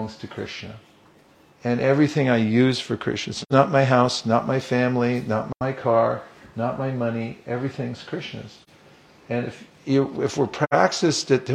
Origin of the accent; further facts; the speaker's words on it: California, United States; When I was young, I grew up in California.